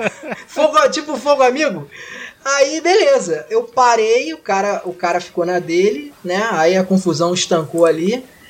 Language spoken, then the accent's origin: Portuguese; Rio de Janeiro, Brazil